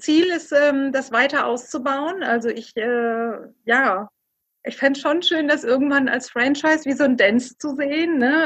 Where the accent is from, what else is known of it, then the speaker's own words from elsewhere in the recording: Rhineland, Germany; moved away; also born or lived in Düsseldorf; Ich bin gebürtig eigentlich aus dem Rheinland